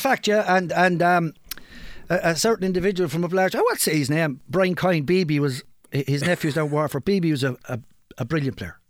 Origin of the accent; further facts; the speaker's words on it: Kilkenny, Leinster, Ireland; I'm from Kilkenny, hurling stronghold